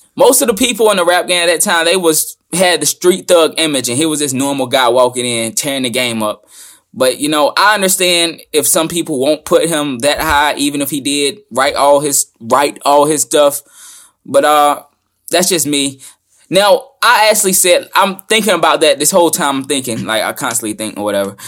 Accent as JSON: {"language": "English", "region": "the South", "country": "United States", "said": "I'm down from the South"}